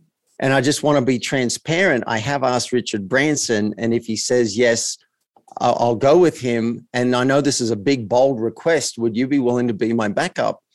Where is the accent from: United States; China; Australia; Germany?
Australia; I grew up as an Australian male in a country town.